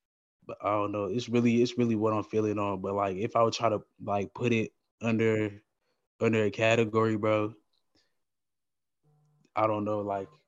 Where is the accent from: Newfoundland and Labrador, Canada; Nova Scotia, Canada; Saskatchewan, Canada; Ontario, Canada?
Ontario, Canada; Ottawa; I'm from Ottawa, Ontario.